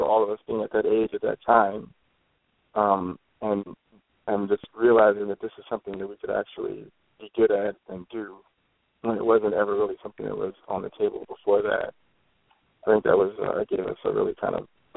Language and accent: English; Detroit, Michigan, United States; moved away; growing up in Detroit